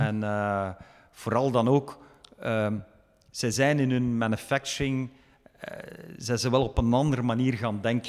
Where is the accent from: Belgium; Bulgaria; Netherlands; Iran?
Belgium; moved away as an adult; also born or lived in Chengdu, China; now in Chongqing, China; Ik ben zelf product van België.